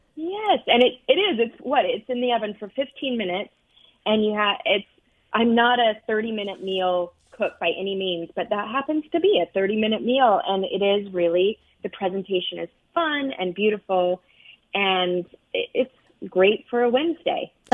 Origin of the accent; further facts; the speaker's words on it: United States; also born or lived in Arizona / Utah; now in New York, United States; I grew up out west in Arizona and Utah